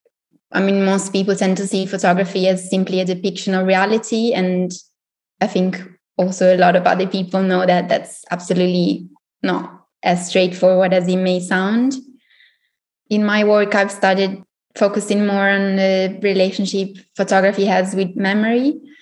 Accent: Italy; now in Berlin, Germany; So I'm originally from Italy. I have a background in sociology and communication. I studied in Milan and then I moved to Berlin and did something completely different.

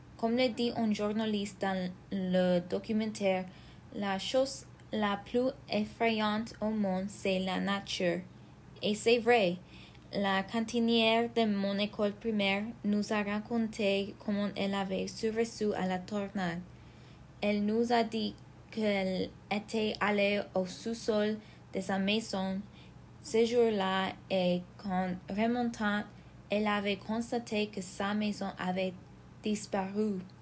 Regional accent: Belvidere, Illinois, United States; Dans ma ville natale

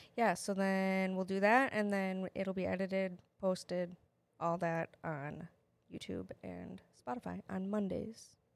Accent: Wisconsin, United States; accent: Wisconsin; also born or lived in Wyoming; we're from Wisconsin

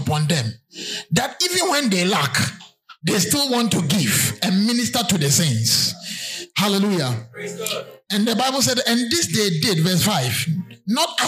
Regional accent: Berekum and Sunyani, Bono, Ghana; I remember when I was in class 4. Because, I mean, you were intelligent. I was moved from Brekum to Sunyane to stay with my uncle to go to a better school.

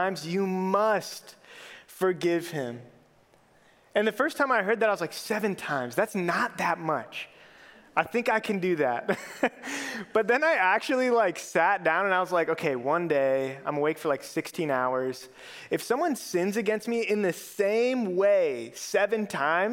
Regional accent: Minneapolis–Saint Paul, Minnesota, United States; I grew up in the Twin Cities

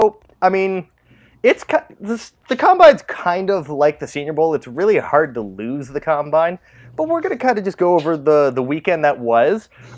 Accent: Canada; We're Canadian

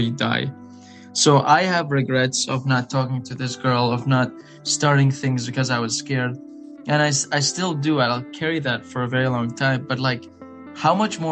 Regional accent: United Arab Emirates; English is a second language; moved away as an adult; also born or lived in Iraq; now in Virginia, United States; So I am from Iraq and I've lived in the Emirates my whole life.

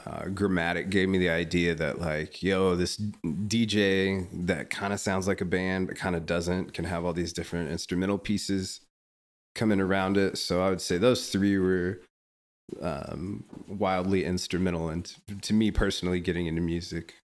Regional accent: Topeka, Kansas, United States; moved away as an adult; now in Kansas City, United States; I graduated from Washburn University in Topeka, Kansas, which is my hometown

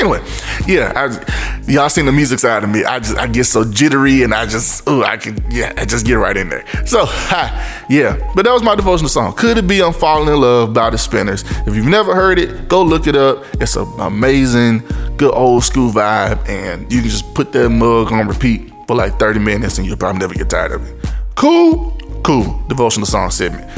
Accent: Memphis, Tennessee, United States; my Memphis folk. You know, that's my hometown. M Town

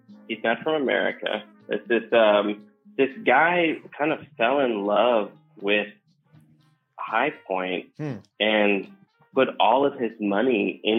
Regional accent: Cleveland, Ohio, United States; Cleveland, Ohio. Fairview Park, West Side.

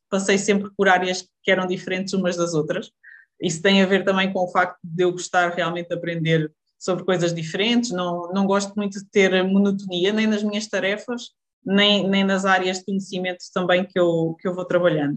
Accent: Lousã, Centro, Portugal; moved away as an adult; voltar aqui para a Zona Centro, vim, voltei para a Lausanne, que, que é a minha terra natal

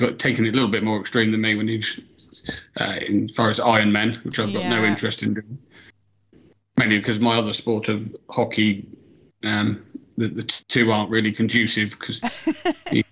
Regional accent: Ludlow, West Midlands, United Kingdom; I grew up out in near the Welsh border. In a place called Ludlow

